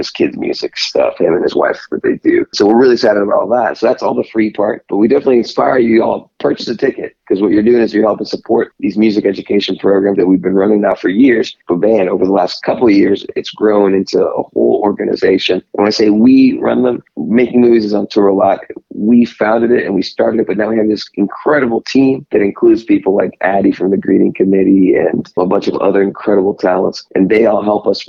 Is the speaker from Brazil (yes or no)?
no; Panama; now in Kansas City, United States; I'm from Panama